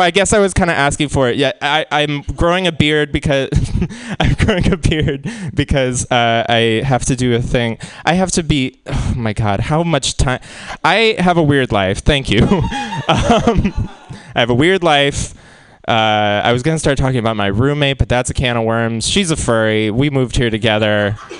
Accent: Seattle, Washington, United States; moved away as an adult; now in San Francisco, United States; I'm from Seattle

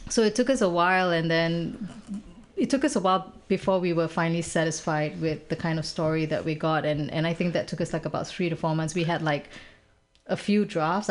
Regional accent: Singapore; moved away as an adult; now in Bay Area, United States; I'm a Singaporean person

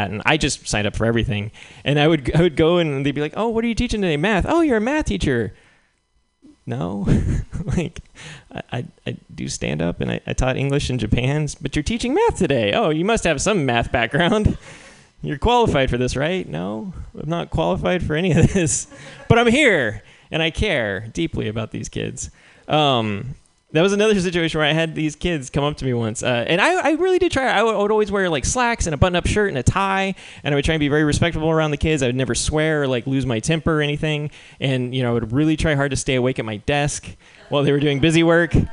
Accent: Albuquerque, New Mexico, United States; Now I'm in a I'm in a I'm back in my home country. I can speak to these kids in their language.

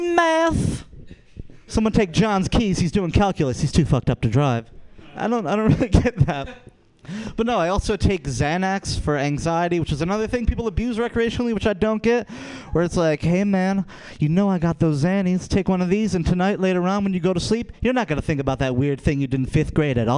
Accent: Rochester, New York, United States; I'm from Rochester, New York.

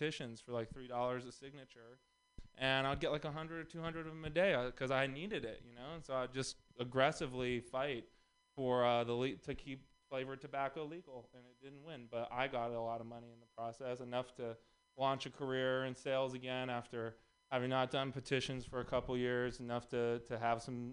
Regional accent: Texas, United States; moved away; also born or lived in Los Angeles; I'm also from Texas.

